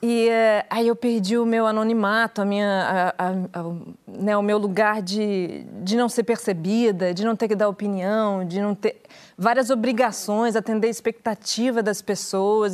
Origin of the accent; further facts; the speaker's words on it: Curitiba, Paraná, Brazil; moved away as an adult; also born or lived in São Paulo; quando eu saí de Curitiba, que eu sou de Curitiba, e eu fui morar em São Paulo com 18